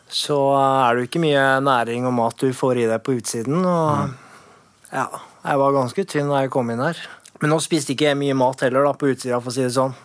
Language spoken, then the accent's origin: Norwegian; Oslo, Norway; jeg er fra Furuset